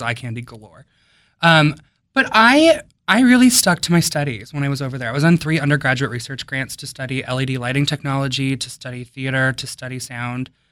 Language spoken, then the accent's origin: English; Wisconsin, United States; now in Silver Spring, United States; I grew up in Wisconsin